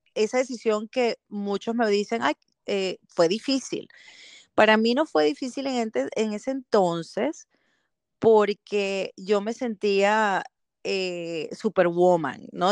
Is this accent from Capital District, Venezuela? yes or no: yes; Caracas, Capital District, Venezuela; moved away as an adult; also born or lived in Canary Islands, Spain; now in Belgium; soy venezolana, nací en Venezuela, en Caracas